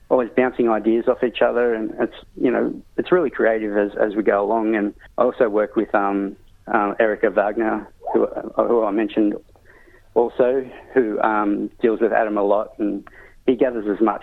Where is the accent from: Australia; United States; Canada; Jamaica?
Australia; Sydney, New South Wales; also born or lived in Brewarrina; I grew up in Sydney, so being kind of a city boy